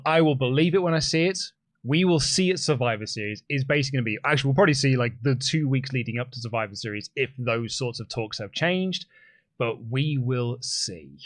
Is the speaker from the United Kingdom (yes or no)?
yes; United Kingdom; I'm British